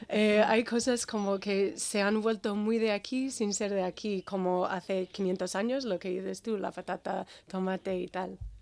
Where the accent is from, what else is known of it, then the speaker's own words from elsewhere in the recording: Birmingham, Alabama, United States; Spanish is a second language; moved away as an adult; now in Basque Country, Spain; nací en Alabama, soy del sur de los Estados Unidos